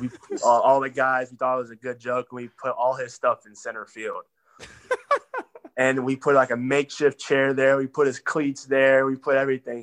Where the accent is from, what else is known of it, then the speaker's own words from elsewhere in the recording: Texas, United States; I'm from Texas, so Texas boys gotta have the truck.